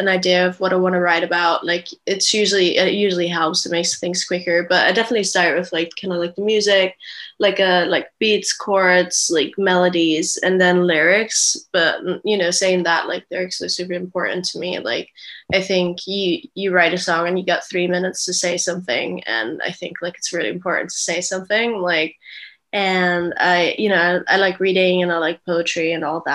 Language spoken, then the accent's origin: English; Vienna, Austria; now in London, United Kingdom; I grew up in Vienna in Austria